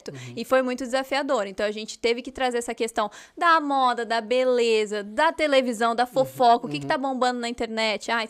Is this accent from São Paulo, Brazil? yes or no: yes; Mogi das Cruzes, São Paulo, Brazil; Então, eu nasci em Mogi das Cruzes, mas tem essa questão aí, Mogi é do ladinho de São Paulo, então eu tava o tempo inteiro em São Paulo, mas fui criada, cresci em Mogi